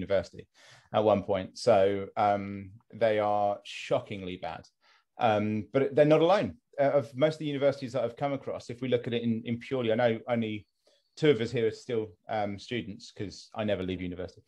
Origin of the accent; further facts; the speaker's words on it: West Sussex, South East England, United Kingdom; I'm from West Sussex originally